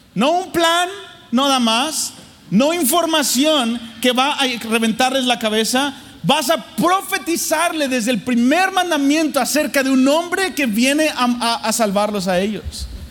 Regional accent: Mexico City, Mexico; la Ciudad de México donde yo nací. Yo nací en el, en el cepo, así, súper difícil mi ciudad en México, Distrito Federal

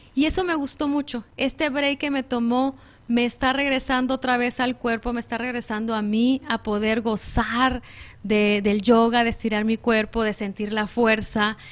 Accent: Mexico; somos mexicanas

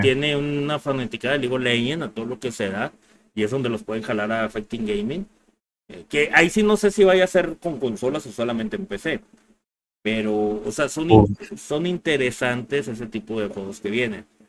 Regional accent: Mexico

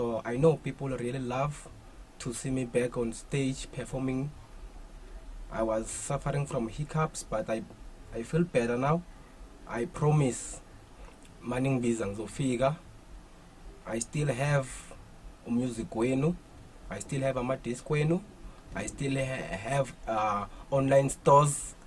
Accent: Middelburg, Mpumalanga, South Africa; From around Middelburg, Mpumalanga. I grew up here

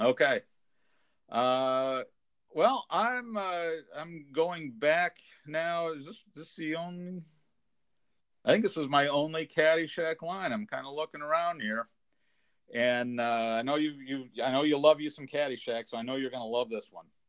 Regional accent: California, United States; I grew up in California

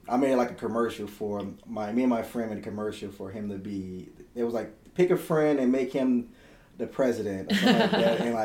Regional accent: New Orleans, Louisiana, United States; I grew up in New Orleans.

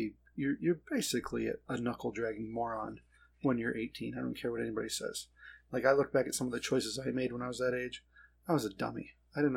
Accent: United States

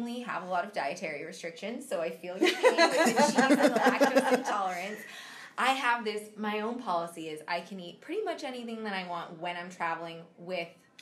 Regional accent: Seattle, Washington, United States; I'm for sure a Seattle baby. But then I grew up on the east side, mm-hmm. and now live back in Seattle.

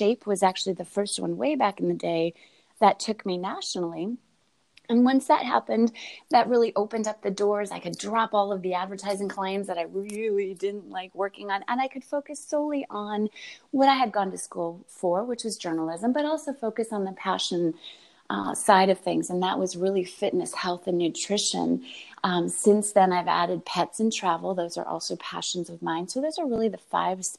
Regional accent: upstate New York, United States; I grew up in upstate New York

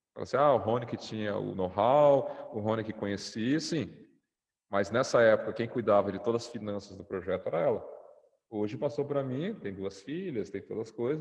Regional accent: Brazil; moved away as an adult; now in Egypt; eu sou brasileiro

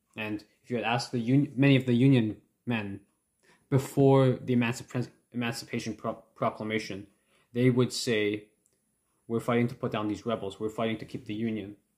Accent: Canada; my thoughts as a Canadian

